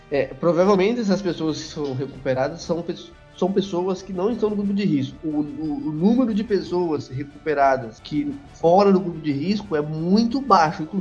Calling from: Indaiatuba, São Paulo, Brazil; sou de Indaiatuba, São Paulo

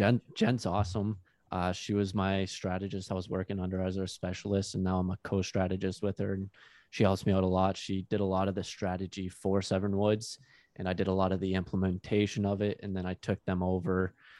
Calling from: Bell River, Ontario, Canada; Technically Bell River, but then it got classified as Lakeshore because it was really small. So they joined it into a bigger community. So Lakeshore, Bell River, Ontario, which is close

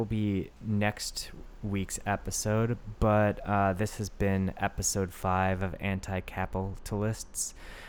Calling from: Japan; I'm calling from Japan

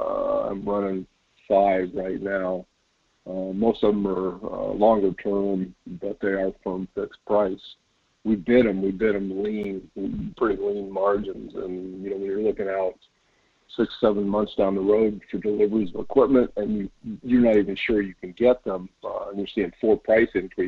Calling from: Wasilla, Alaska, United States; calling you from the fish hook.

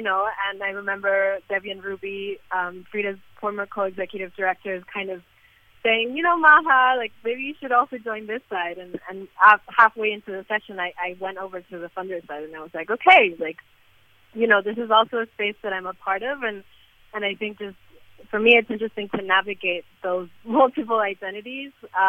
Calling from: Lima, Peru; I'm calling in from Lima, Peru.

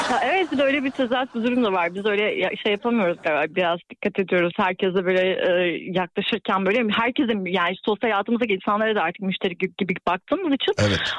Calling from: Istanbul, Turkey; İstanbul'dan bağlanıyorum.

